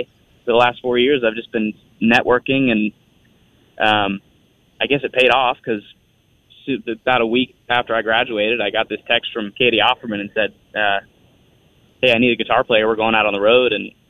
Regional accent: Spokane, Washington, United States; moved away as an adult; now in Nashville, United States; I was born in Spokane, Sacred Heart.

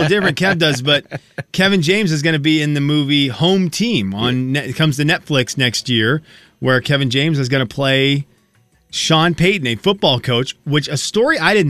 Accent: Venezuela; moved away; growing up in Venezuela, they didn't do the outside stuff.

